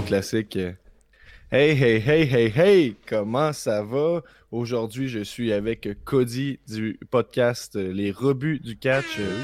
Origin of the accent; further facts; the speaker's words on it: Quebec, Canada; jamais je vais dire que je suis Canadien avant de dire que je suis Québécois.